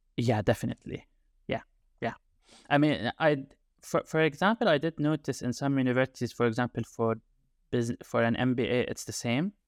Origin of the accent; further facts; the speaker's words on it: Jordan; English is a second language; moved away as an adult; now in United Kingdom; I am originally from Jordan, and I've been in the U K for the past nine years, more or less